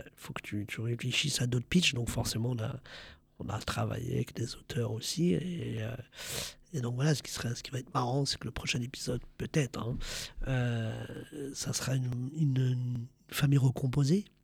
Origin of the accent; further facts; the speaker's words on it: France; Je suis un Français d'origine marocaine qui est fier de ses origines, qui est fier du Maroc